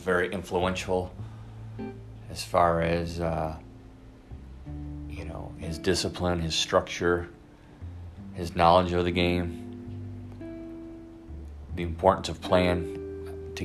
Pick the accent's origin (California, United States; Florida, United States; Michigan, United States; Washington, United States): Michigan, United States; Flint; I was born and raised in Flint, Michigan